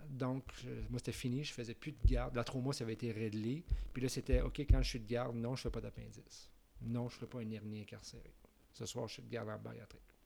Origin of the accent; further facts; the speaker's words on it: Quebec City, Quebec, Canada; moved away as an adult; now in Montreal, Canada; je viens de Québec